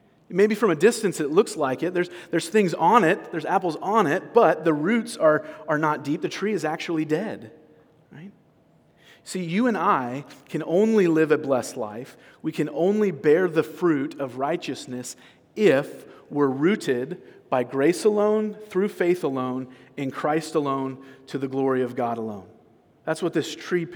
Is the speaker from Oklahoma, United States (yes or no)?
no; California, United States; I'm from California